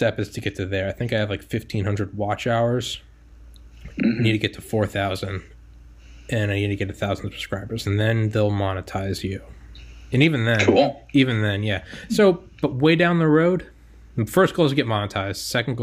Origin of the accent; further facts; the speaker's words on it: New England, United States; moved away; I'm from New England